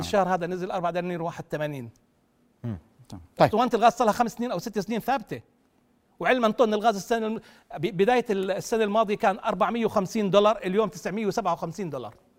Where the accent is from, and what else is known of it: Jordan